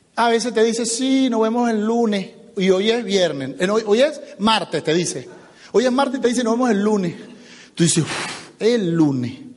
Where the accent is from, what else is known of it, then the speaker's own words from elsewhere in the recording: Venezuela; now in United States; yo soy venezolano